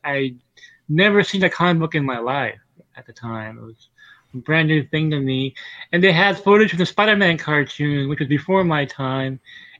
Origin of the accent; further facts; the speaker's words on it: Sacramento, California, United States; English is a second language; I'm from Sacramento.